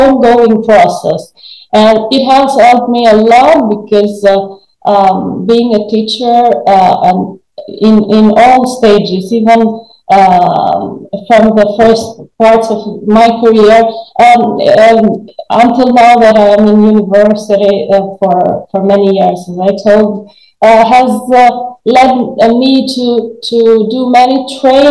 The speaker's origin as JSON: {"language": "English", "country": "Albania", "tie": "born or raised there", "second_language": "English"}